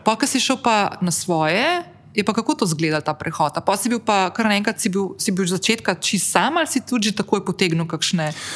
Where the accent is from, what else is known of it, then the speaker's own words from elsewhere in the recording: Ljubljana, Central Slovenia, Slovenia; moved away as an adult; now in Slovenian coast, Slovenia; sem se pred 12 leti preselila iz Ljubljana na obalo